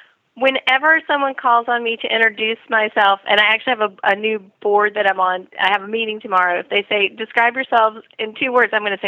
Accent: North Carolina, United States; Well, I still consider North Carolina my home. And I do still live there for part of the year

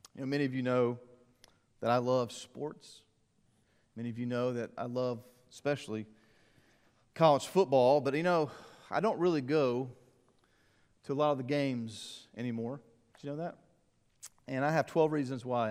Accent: Columbia, South Carolina, United States; Growing up in Columbia, the Gamecock games

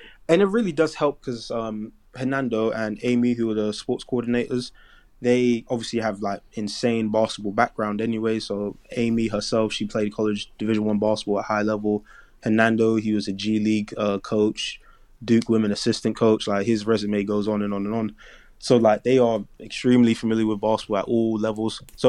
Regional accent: Nigeria; But in terms of just like being Nigerian, you know, like that sense of like family, religion, and just knowing what is important

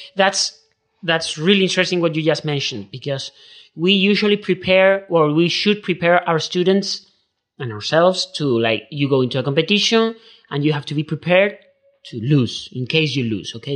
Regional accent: Seville, Andalusia, Spain; English is a second language; I'm from Spain. I'm from Sevilla. I was born in nineteen ninety-three.

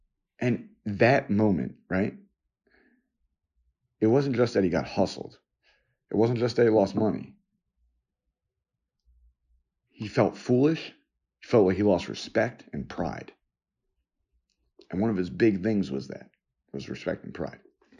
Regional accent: New York, United States; I was born and lived in New York on and off different times in different places.

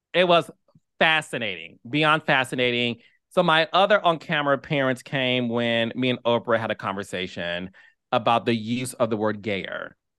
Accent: Detroit, Michigan, United States; moved away as an adult; born and raised in Detroit, Michigan, left Detroit

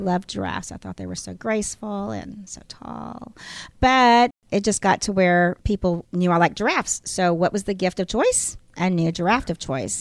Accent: San Antonio, Texas, United States; I was brought up in San Antonio, Texas

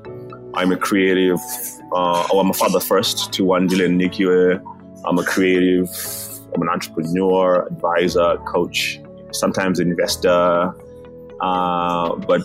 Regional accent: Zimbabwe; also born or lived in Malawi; now in South Africa; I'm a foreigner in South Africa right now. I was born in Zimbabwe. I'm half Malawian, half Zimbabwean already. So I was already a foreigner back in Zimbabwe already

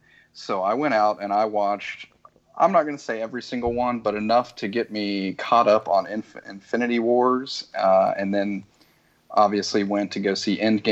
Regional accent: West Virginia, United States; moved away as an adult; also born or lived in Tennessee; now in Biloxi, Mississippi, United States; I'm originally from West Virginia, went to school in Tennessee, kept moving further and further south. After Hurricane Katrina, I came down here to rebuild the Gulf Coast, and it's where I'm going to be living for a long time to come. I married a local

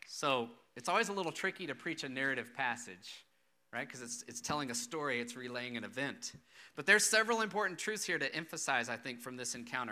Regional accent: Austin, Texas, United States; I grew up in Austin, pretty big city, very diverse

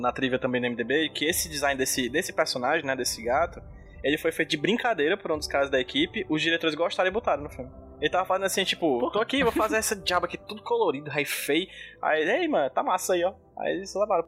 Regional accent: Brazil; eu sou brasileiro

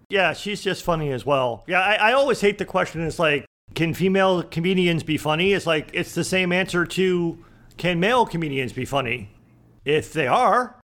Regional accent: Boston, Massachusetts, United States; moved away; I grew up in Boston

